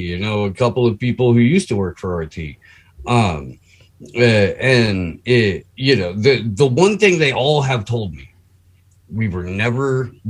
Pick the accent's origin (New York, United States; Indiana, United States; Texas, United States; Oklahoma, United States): Indiana, United States; I'm from Indiana